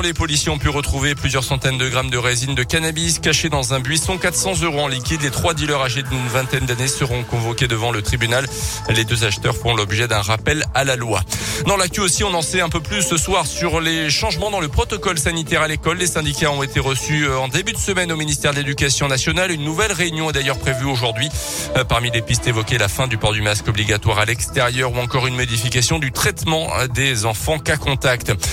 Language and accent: French; Auvergne-Rhône-Alpes, France; chez nous, en Auvergne